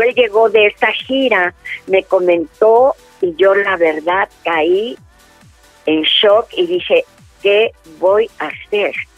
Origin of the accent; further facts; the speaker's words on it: Mexico City, Mexico; moved away; also born or lived in Los Angeles; yo nací en la Ciudad de México el 10 de octubre de 1944